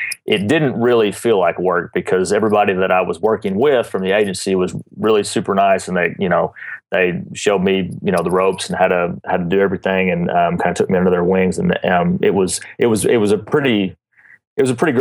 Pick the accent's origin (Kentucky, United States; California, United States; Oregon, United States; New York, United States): Kentucky, United States; Paducah; also born or lived in Lexington, Kentucky; I moved back to my hometown of Paducah from Lexington